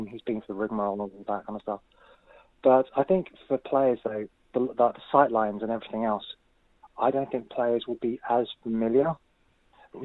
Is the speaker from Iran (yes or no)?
no; London, United Kingdom; also born or lived in Northumberland Park, London; I'm originally from Seven Sisters, moved up to Northumberland Park